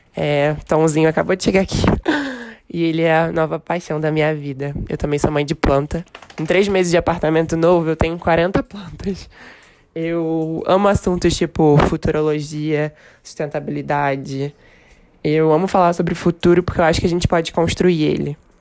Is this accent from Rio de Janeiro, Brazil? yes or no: yes; Rio de Janeiro, Brazil; accent: carioca; moved away as an adult; now in São Paulo, Brazil; Eu sou carioca, não sei se já deu para perceber pelo sotaque, e moro em São Paulo desde o início desse ano.